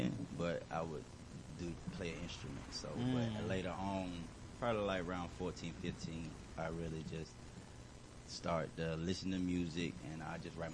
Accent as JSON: {"language": "English", "town": "Waynesboro", "region": "Georgia", "country": "United States", "tie": "born or raised there", "also_born_or_lived": "Tennessee / North Carolina / Atlanta, Georgia", "moved": "yes", "said": "Yeah, I'm from Georgia. I was born in Waynesboro, Georgia. It's like a little small town"}